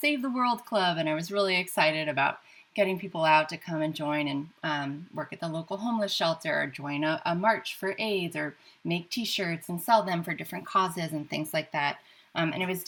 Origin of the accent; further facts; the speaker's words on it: United States; my identity as an American